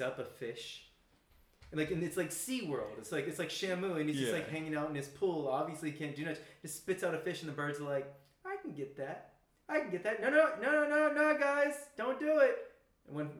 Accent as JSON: {"language": "English", "region": "North Carolina", "country": "United States", "tie": "born or raised there", "also_born_or_lived": "Kansas", "moved": "as an adult", "lives_now": "Korea", "said": "Originally from, born in Kansas, raised in North Carolina, so moved around a bit"}